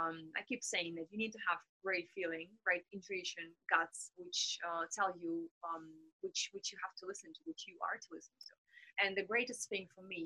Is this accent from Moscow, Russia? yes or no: no; Kaliningrad, Kaliningrad Oblast, Russia; I'm from Russia. I'm from Kaliningrad, which is the westernmost part of Russia